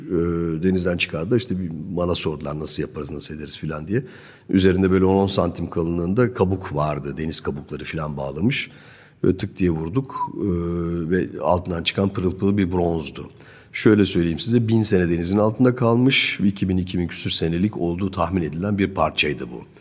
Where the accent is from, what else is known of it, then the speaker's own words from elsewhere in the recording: Zonguldak, Turkey; born there; also born or lived in Germany; Evet, Türkiye Zonguldak doğumluyum. İstanbul'da bir akademide bir 3 sene kadar eğitimim var. Ondan sonra bir Almanya süreci var ee, ki bu da 20-25 sene belki hatta 30 seneyi bağlayan bir süreç.